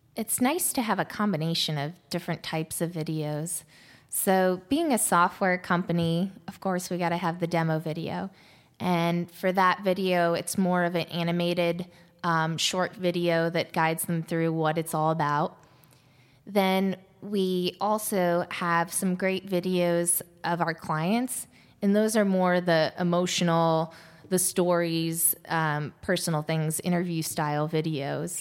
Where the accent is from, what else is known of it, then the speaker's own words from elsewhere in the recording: Ohio, United States; moved away; also born or lived in Washington, D.C.; I grew up in Ohio